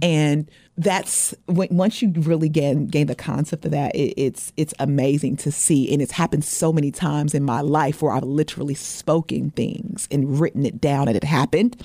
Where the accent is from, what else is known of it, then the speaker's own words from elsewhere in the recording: Portland, Oregon, United States; moved away; I'm originally from Portland, Oregon, um, the Great Northwest